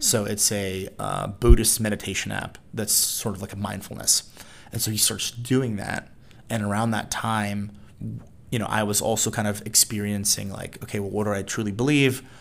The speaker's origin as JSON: {"language": "English", "region": "Mississippi", "country": "United States", "tie": "born or raised there", "also_born_or_lived": "Puerto Rico / Midwest / Notre Dame, Indiana / Washington, D.C.", "moved": "as an adult", "said": "I was born in Puerto Rico, um, but I actually grew up in the States. So, I spent time in the Midwest. I say that I'm from Mississippi, which is what I did, uh, where I did middle school and high school"}